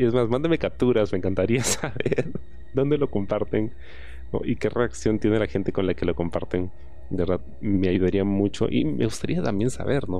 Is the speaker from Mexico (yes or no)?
no; Peru; Yo soy de Perú, lo hago todo en Perú